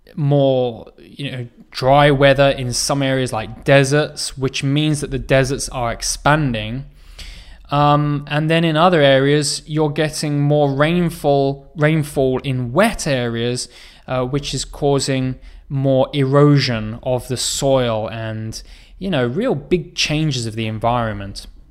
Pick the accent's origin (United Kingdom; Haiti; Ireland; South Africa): United Kingdom; England; moved away as an adult; now in South Korea; my home country where I was born, uh, in England, but also where I live now in Korea